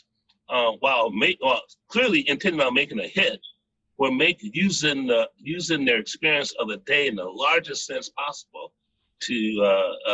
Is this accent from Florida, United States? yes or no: yes; Richmond Heights, Florida, United States; my neighborhood where I grew up in Richmond Heights, Florida, Dade County, Miami, it's kind of, on the south side